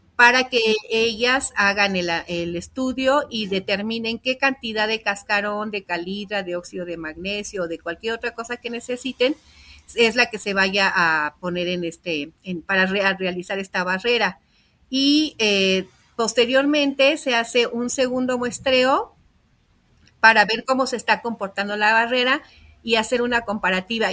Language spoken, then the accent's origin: Spanish; Lerma, State of Mexico, Mexico; yo nací aquí en Lerma